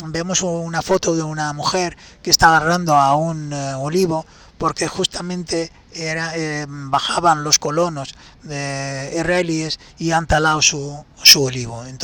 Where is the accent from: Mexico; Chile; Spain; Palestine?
Palestine; Porque ese es el aceite lo que me hace recordar el sabor del aceite de mi tierra, con ese picorcito que tiene eh, eh, cuando lo tomas allí extra virgen y recién hecho, es exquisito.